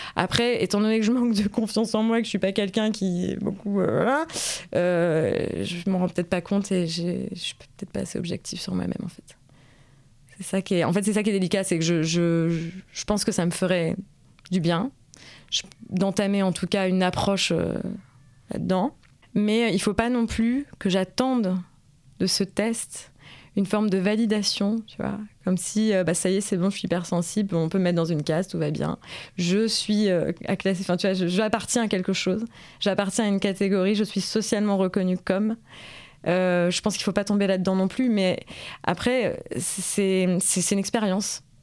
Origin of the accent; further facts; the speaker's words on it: France; moi, en tant que Française